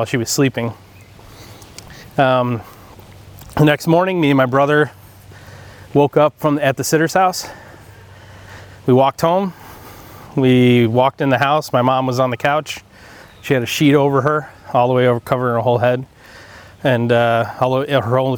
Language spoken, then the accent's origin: English; Groton, New York, United States; also born or lived in Dallas, Texas; We moved to upstate New York from Dallas when I was six, so my mom could run a bar and restaurant in upstate in this town called Groton